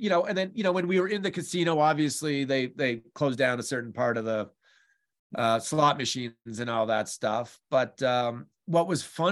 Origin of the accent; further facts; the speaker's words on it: New Mexico, United States; New Mexico, my home state